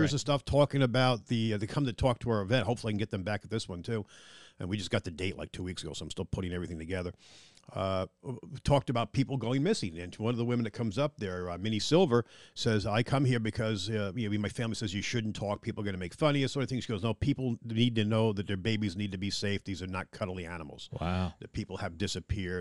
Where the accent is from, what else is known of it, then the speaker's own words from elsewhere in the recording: Long Island, New York, United States; now in Littleton, North Carolina, United States; I'm from Long Island, New York